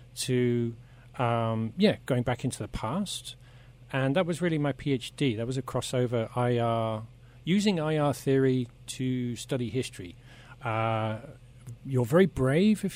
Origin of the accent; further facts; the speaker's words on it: Oxfordshire, South East England, United Kingdom; moved away as an adult; now in Netherlands; I'm originally from Oxford, or better said, the Oxfordshire countryside